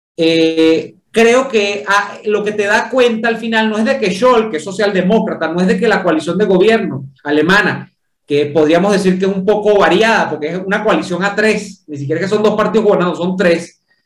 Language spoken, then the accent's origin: Spanish; Venezuela; yo como venezolano